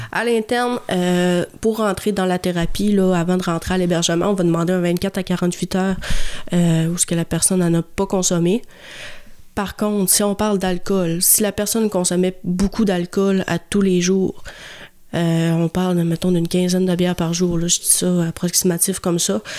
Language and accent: French; Jonquière, Quebec, Canada; je viens de Jonquière.